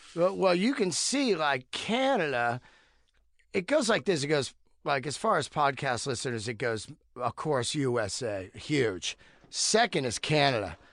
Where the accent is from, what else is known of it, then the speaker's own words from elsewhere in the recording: Bay Area, California, United States; I grew up in the Bay Area